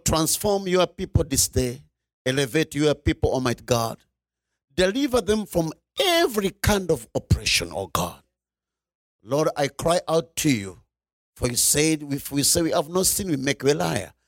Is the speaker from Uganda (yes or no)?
yes; Uganda; I'm coming from Uganda. Uganda is in East Africa